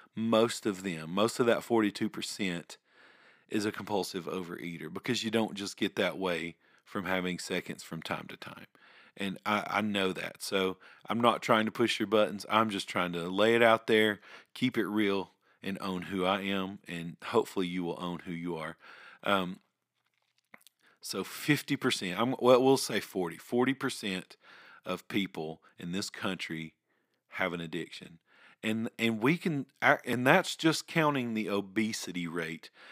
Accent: Ringgold, Georgia, United States; I grew up here in Ringgold, I, I have moved around several times, and, but, but this is home

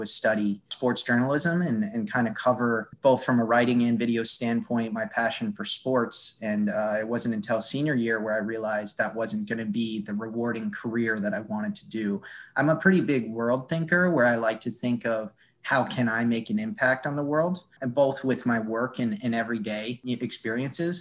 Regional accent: Cape Cod, Massachusetts, United States; I grew up in Cape Cod, Massachusetts

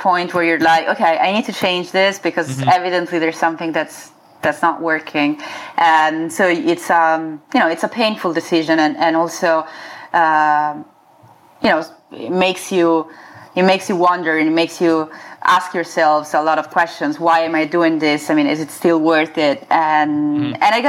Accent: near Florence, Tuscany, Italy; moved away as an adult; also born or lived in Milan, Italy / San Francisco, United States; now in Los Angeles, United States; I grew up in Tuscany, in Italy, near Florence, in a small town in the countryside

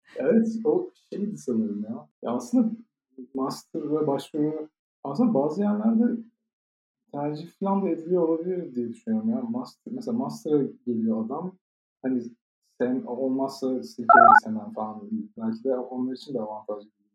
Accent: Ankara, Turkey; moved away as an adult; now in Germany

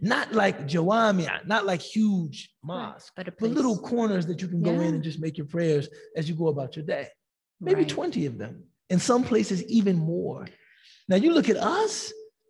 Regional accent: United States; as American Muslims

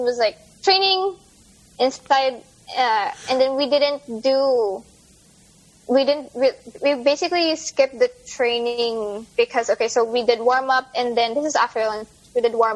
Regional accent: Philippines; moved away; I was from the Philippines

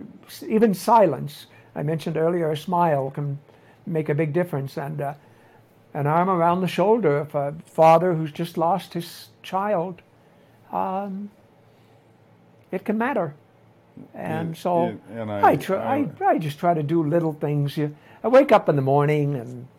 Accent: Nova Scotia, Canada; moved away as an adult; now in Tlapa, Mexico; my mother was a traditional mother when I grew up in Nova Scotia

